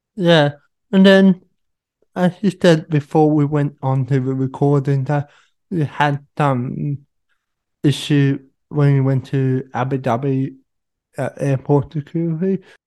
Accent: Sydney, New South Wales, Australia; my hometown Sydney

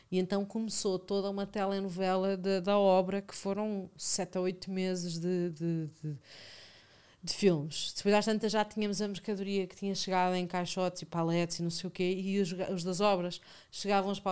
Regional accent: Lisbon, Portugal; Não, sou de Alvalade. Eu, eu, só saí de Alvalade há quatro meses. Eu vivi a vida inteira em Alvalade na mesma rua.

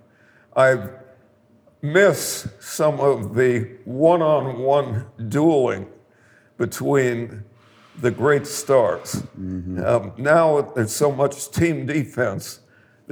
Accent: Milwaukee, Wisconsin, United States; moved away; when I was growing up in Milwaukee and was a teenage statistician

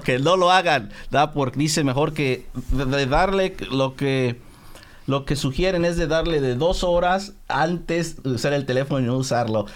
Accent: Mexico; yo soy mexicano, 100% mexicano

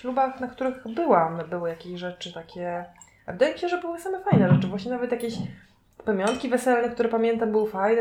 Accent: Kashubia, Pomeranian Voivodeship, Poland; ja jestem z Kaszub

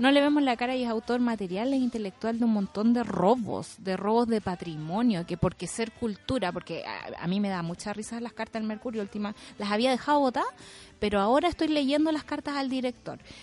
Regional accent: Chile; somos los chilenos

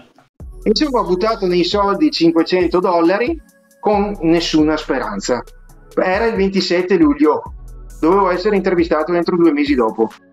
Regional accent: Vicenza, Veneto, Italy; accent: Venetian; now in Naples, United States; io sono vicentino, vicentino puro sangue e veneto anche

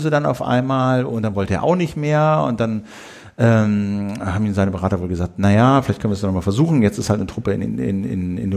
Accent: Uelzen, Lower Saxony, Germany; bin äh, in Uelzen zur Schule gegangen und stand als Zehnjähriger im kratzigen Strickpullover in Menschenketten

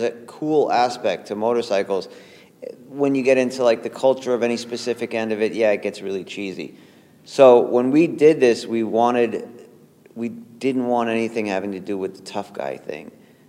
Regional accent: New York, United States; And even just growing up in New York in general, you're kind of like a chameleon.

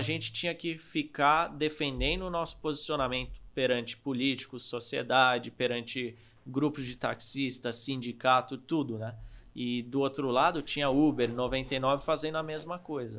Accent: Norway; now in Brazil; eu sou da Noruega

